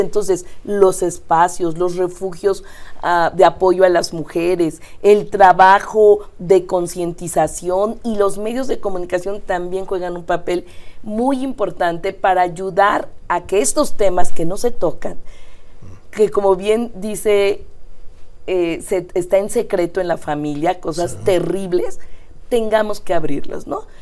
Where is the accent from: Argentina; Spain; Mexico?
Mexico; Mexico City; also born or lived in Iztapalapa, Mexico City; yo nací en el Poniente, nací En, la, colonia Nativitas